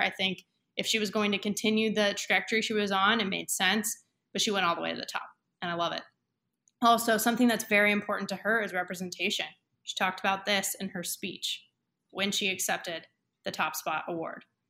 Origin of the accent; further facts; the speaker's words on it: Camarillo, California, United States; my hometown, Camarillo